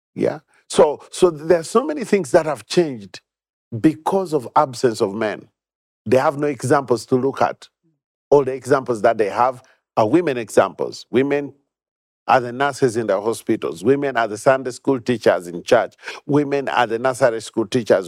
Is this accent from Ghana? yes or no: no; Uganda; I've been born and bred in Uganda.